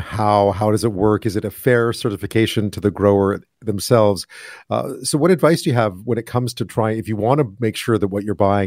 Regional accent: Montreal, Quebec, Canada; I'm from Montreal

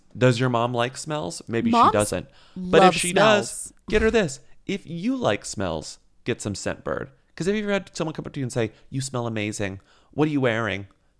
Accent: Australia; born or raised there

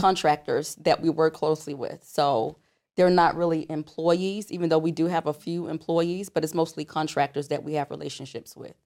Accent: South Florida, United States; moved away as an adult; now in Atlanta, United States; we're from South Florida

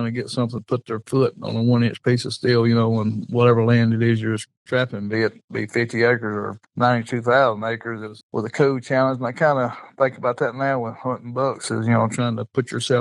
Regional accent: northern Alabama, United States; I'm from Alabama, the northern part of Alabama

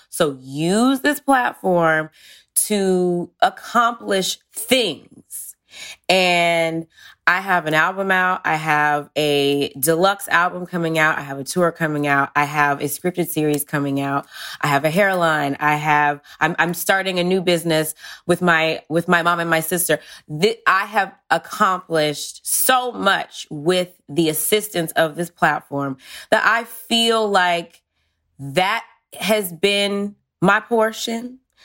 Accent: Georgia, United States; moved away; I'm from Georgia originally

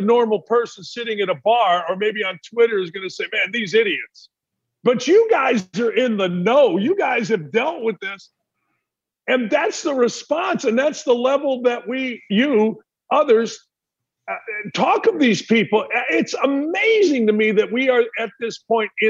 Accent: Gary, Indiana, United States; I grew up outside Chicago, Gary, Indiana

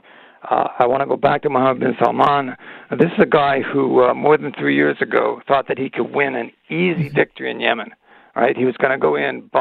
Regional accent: Canada; as a Canadian

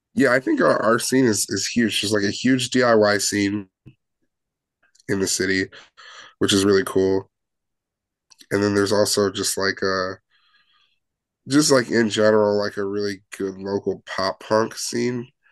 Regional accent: Chicago area, Illinois, United States; we're all from Chicago or the Chicago land area

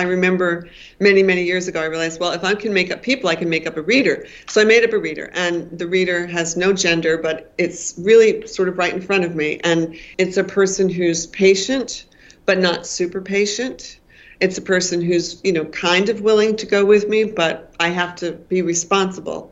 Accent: Maine, United States; I come from many generations of Maine

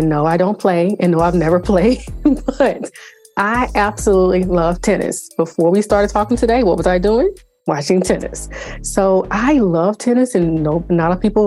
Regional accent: South Carolina, United States; I'm from the South. I'm from South Carolina

